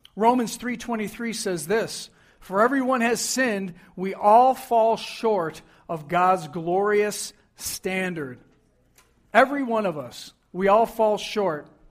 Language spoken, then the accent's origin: English; Buffalo, New York, United States; I grew up in Buffalo, New York